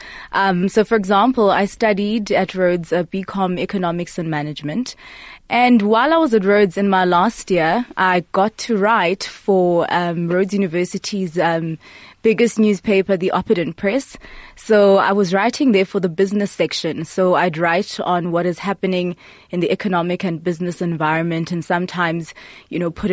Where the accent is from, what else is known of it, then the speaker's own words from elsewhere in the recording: Port Elizabeth, Eastern Cape, South Africa; moved away as an adult; also born or lived in Grahamstown; So I was born and raised in Port Elizabeth